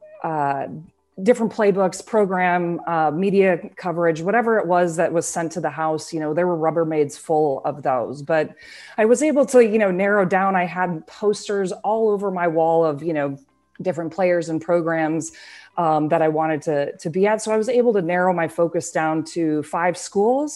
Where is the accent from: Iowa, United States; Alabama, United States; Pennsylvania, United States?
Iowa, United States; I grew up in Iowa